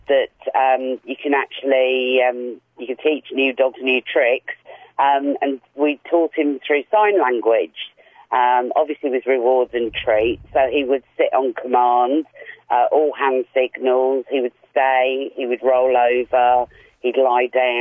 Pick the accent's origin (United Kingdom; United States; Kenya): United Kingdom; England; moved away as an adult; now in Australia; I'm English and arrived here 6 years ago.